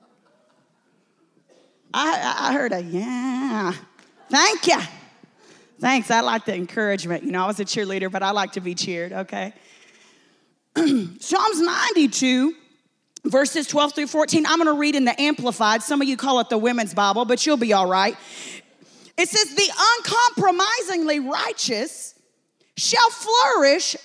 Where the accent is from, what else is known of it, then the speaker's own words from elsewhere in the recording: Texas, United States; I'm from Texas. We say cussing